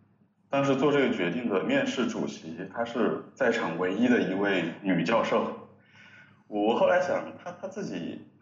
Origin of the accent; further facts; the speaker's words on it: Wuhan, Hubei, China; 我是武汉人。